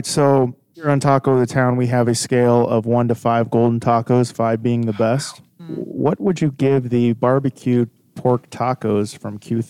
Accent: Kansas City, Missouri, United States; My idea here in KC is growing up in Kansas City

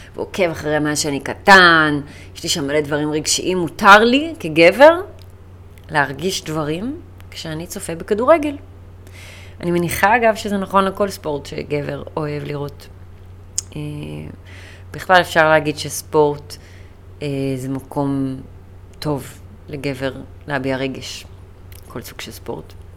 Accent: United Kingdom; now in Israel; אני בריטית. אבא שלי בריטי יותר נכון, ואני נולדתי שם, גדלתי שם. אני חצי בריטית, אבל במקורות שלי והילדות שלי הייתה שם

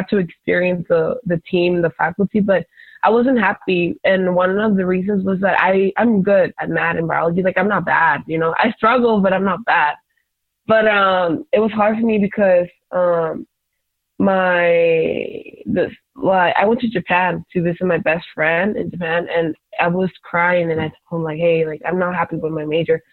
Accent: Tijuana, Baja California, Mexico; also born or lived in San Diego; I was not raised in the States. I was raised in Mexico

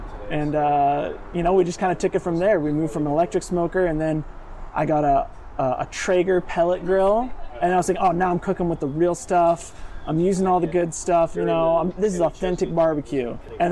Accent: Huntington Beach, California, United States; also born or lived in Utah; Born and raised Huntington Beach

